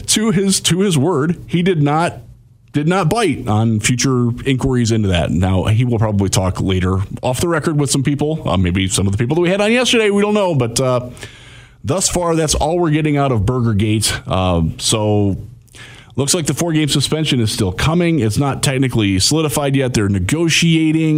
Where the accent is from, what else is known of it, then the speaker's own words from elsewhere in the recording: Cleveland, Ohio, United States; moved away; I grew up in the Cleveland area with primarily Browns fans